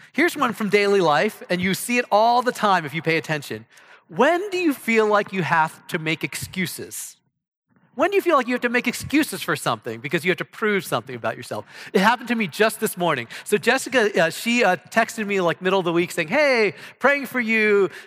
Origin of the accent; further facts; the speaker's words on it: Ohio, United States; moved away as an adult; now in Texas, United States; I come from Ohio